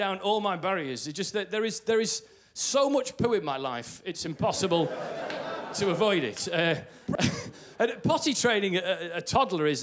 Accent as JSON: {"language": "English", "region": "England", "country": "United Kingdom", "said": "I'm from England"}